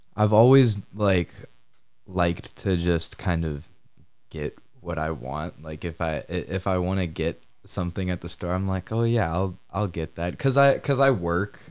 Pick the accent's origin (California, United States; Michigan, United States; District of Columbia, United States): Michigan, United States; Kalamazoo; also born or lived in Grand Rapids, Michigan; I'm from Kalamazoo, Michigan